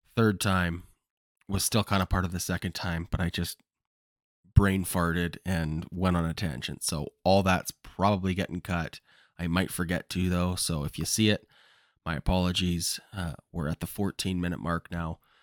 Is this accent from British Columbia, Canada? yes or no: yes; Kamloops, British Columbia, Canada; Kamloops, which is my hometown